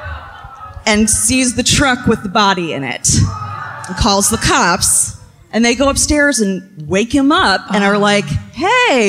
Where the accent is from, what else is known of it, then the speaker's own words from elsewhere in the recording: Marietta, Georgia, United States; I am from Marietta, Georgia